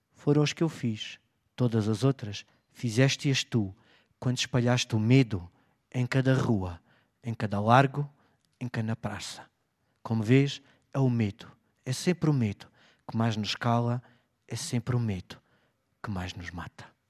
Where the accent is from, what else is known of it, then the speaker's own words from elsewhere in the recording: Beja, Alentejo, Portugal; Eu sou de Beja